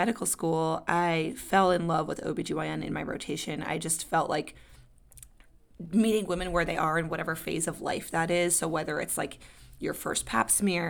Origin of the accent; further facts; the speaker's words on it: New York, United States; I'm from New York, East Coaster